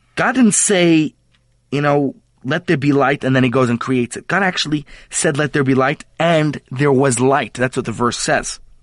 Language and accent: English; United States; now in South Africa; as an American